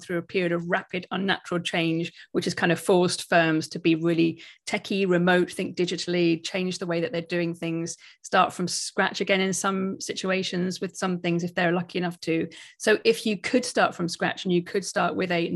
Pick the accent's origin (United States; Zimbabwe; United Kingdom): United Kingdom; we're all British